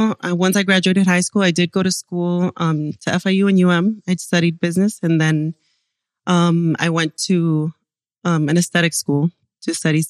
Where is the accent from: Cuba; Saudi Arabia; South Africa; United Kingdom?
Cuba; born there; also born or lived in Panama / Venezuela; I was born in Cuba and my parents are doctors since Cuba. We moved a lot. We went from Cuba to Panama to Venezuela to here.